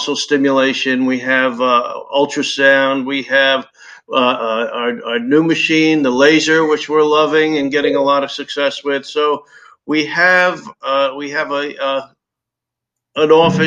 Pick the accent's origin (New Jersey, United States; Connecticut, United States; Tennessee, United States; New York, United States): New Jersey, United States; moved away as an adult; now in Naples, United States; I'm from New Jersey, and I was practicing there well over 30 years as well